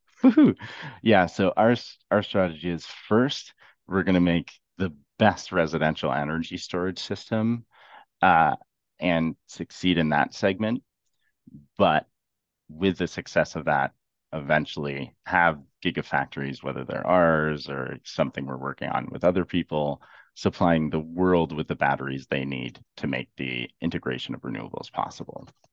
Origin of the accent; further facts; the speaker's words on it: Ontario, Canada; I'm from Ontario